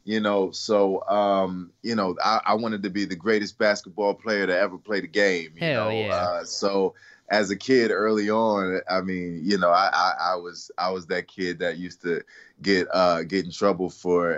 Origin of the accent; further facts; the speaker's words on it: Willingboro, New Jersey, United States; also born or lived in Camden, New Jersey; now in Los Angeles, United States; I was raised in Willingboro, New Jersey, and I was born in Camden, New Jersey.